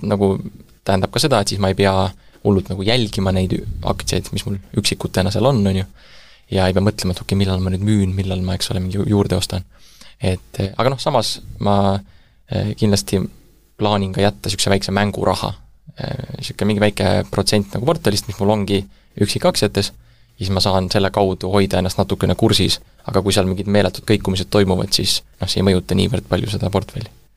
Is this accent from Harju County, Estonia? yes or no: yes; Tallinn, Harju County, Estonia; also born or lived in Germany / China; sündinud Tallinnas käisin koolis ka Tallinnas